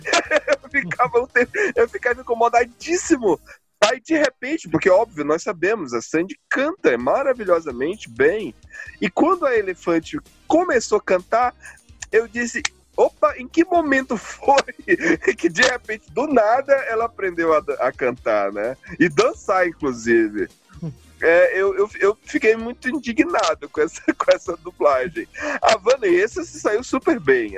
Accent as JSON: {"language": "Portuguese", "region": "Pará", "country": "Brazil", "said": "o nordestino, no caso o paraense, esse que vos fala"}